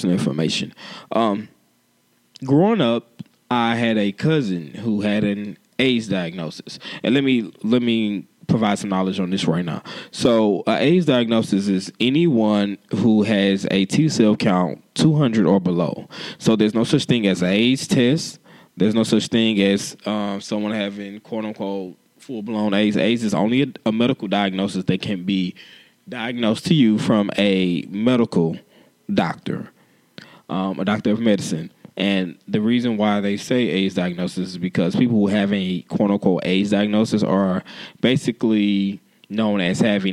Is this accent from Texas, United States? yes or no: yes; Houston, Texas, United States; I am a born and bred Houstonian.